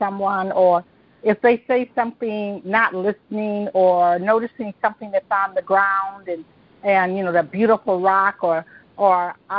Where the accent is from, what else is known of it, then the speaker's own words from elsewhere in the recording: Detroit, Michigan, United States; I was born and raised in Detroit